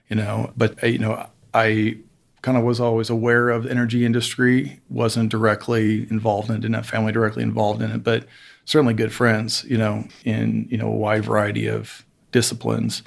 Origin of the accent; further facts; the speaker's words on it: Evansville, Indiana, United States; moved away; I'm originally from Evansville, Indiana, which is very southwest corner of Indiana